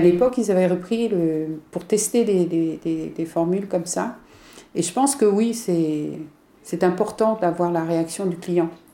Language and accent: French; Brittany, France; en tant que breton